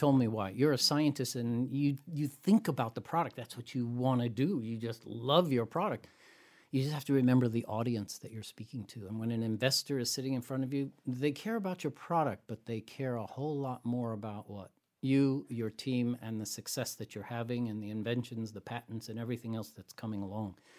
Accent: San Francisco Bay Area, California, United States; I hail from the San Francisco Bay Area

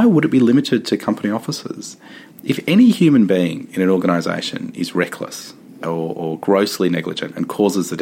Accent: Victoria, Australia; my home state of Victoria

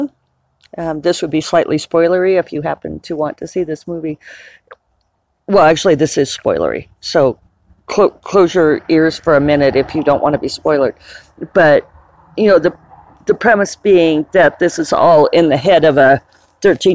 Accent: United States; an American citizen

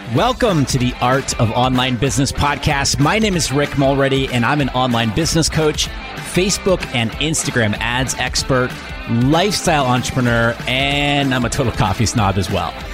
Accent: New Hampshire, United States; I grew up in New Hampshire. My mom is still in New Hampshire in the same house that I grew up

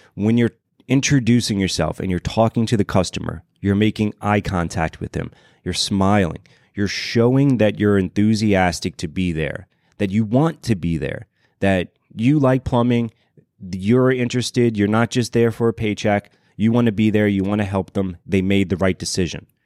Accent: Louisiana, United States; moved away; originally I'm from Louisiana

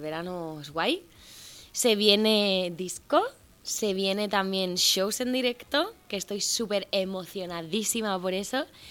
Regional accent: Cuba; now in Spain; yo soy nacida en Cuba de padres cubanos

